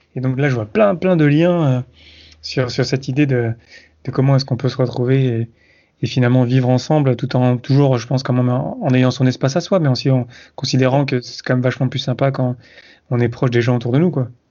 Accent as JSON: {"language": "French", "region": "south-east France", "country": "France", "also_born_or_lived": "Montreal", "moved": "yes", "said": "je viens du sud-est de la France"}